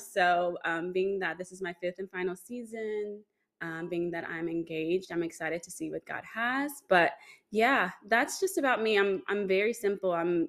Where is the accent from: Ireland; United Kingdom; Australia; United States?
United States; Shreveport, Louisiana; moved away as an adult; now in Dallas, United States; I'm in Dallas now, but I didn't start here, obviously. I'm from Shreveport, Louisiana, mm-hmm. and that is where the majority of my family is.